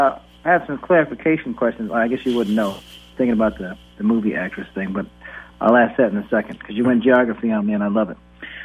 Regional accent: Midwest, United States; I'm from the Midwest

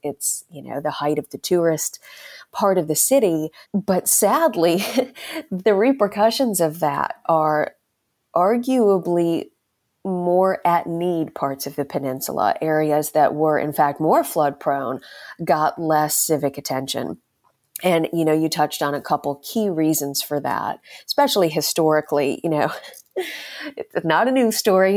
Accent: Ohio, United States; moved away as an adult; also born or lived in South Carolina; now in Charleston, United States; I'm originally from Ohio.

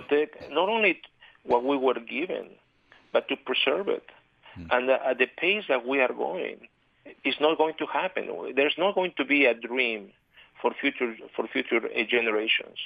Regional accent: Mexico City, Mexico; moved away as an adult; now in Utah, United States; I was born and raised in Mexico City

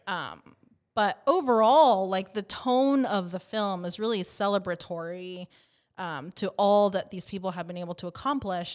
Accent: Southern California, United States; I grew up in Southern California

